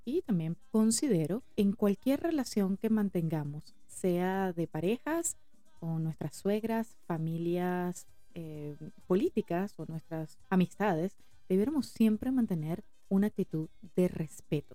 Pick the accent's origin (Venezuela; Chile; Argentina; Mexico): Venezuela; somos venezolanos